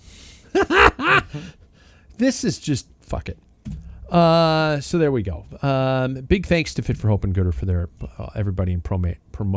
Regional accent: United States; being an American

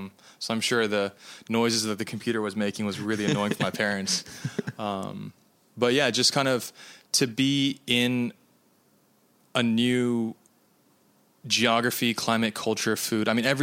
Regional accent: United States; because I'm Japanese American and both of my countries that I have nationality for don't do these things

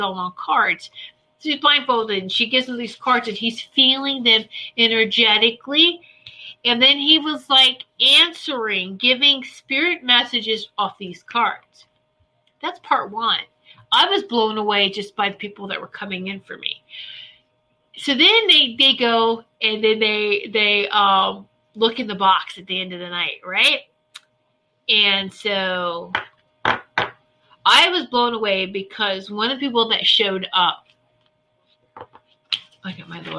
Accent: Norfolk, Virginia, United States; I grew up in Norfolk, Virginia Beach area.

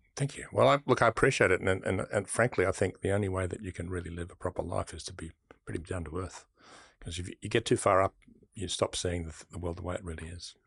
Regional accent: Sydney, New South Wales, Australia; I grew up in Bexley

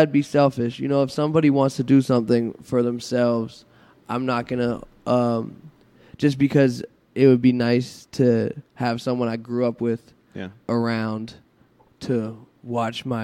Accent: Pittsburgh, Pennsylvania, United States; also born or lived in Los Angeles; now in Brooklyn, United States; I'm from Pittsburgh.

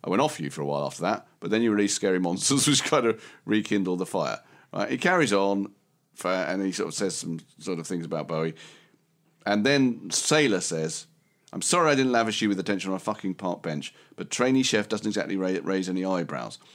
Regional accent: Romford, London, United Kingdom; I was from Romford

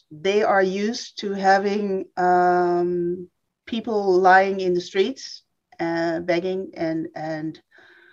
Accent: Amsterdam, North Holland, Netherlands; I'm from Amsterdam. I was born in Amsterdam.

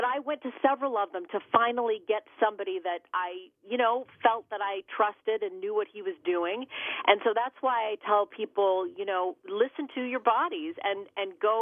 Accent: Canada; now in United States; I'm originally from Canada

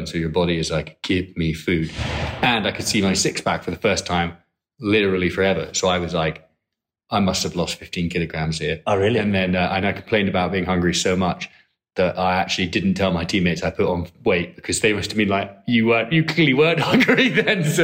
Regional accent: Edinburgh, Scotland, United Kingdom; moved away as an adult; now in Hong Kong; I'm from Edinburgh.

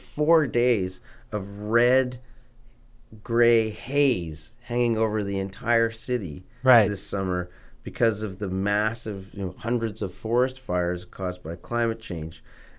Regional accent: Vancouver, British Columbia, Canada; born or raised there

